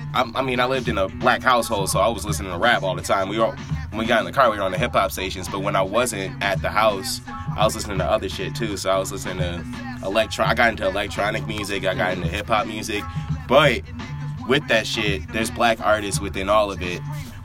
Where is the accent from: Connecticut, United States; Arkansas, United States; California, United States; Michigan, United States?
Michigan, United States; Detroit; also born or lived in Grand Rapids; I grew up in Detroit to Grand Rapids